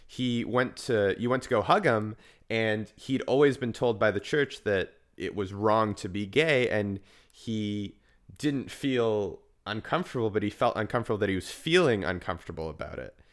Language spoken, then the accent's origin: English; Vancouver, British Columbia, Canada; growing up in Vancouver, whereas we have a very big pride, there's a huge queer community here